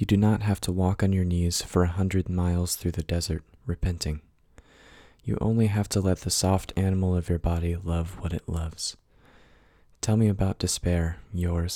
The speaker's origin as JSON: {"language": "English", "region": "the American South", "country": "United States", "tie": "born or raised there", "said": "I grew up in the Christian American South, but I'm not religious anymore"}